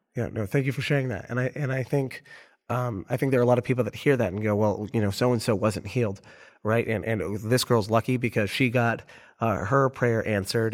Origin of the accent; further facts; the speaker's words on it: Orlando, Florida, United States; I'm from Orlando